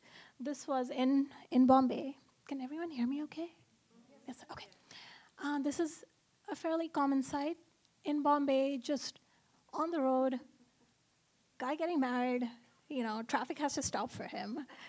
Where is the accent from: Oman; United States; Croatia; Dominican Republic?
Oman; So I grew up in Oman, which is a country in the Middle East. It's about 3 hours from Dubai.